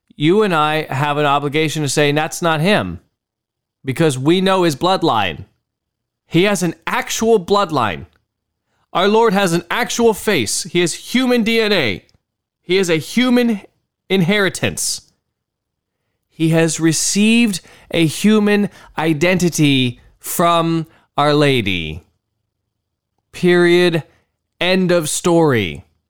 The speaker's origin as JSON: {"language": "English", "country": "United States", "tie": "born or raised there", "said": "I am an American citizen. I was born in the United States of America"}